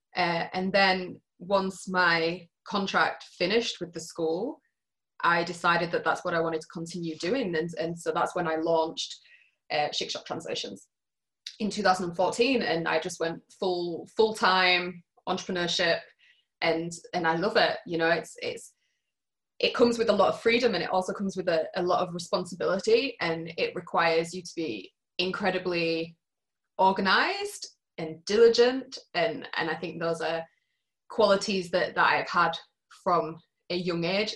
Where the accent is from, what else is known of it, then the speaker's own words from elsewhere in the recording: Yorkshire and the Humber, United Kingdom; moved away as an adult; now in Matane, Canada; I'm from Yorkshire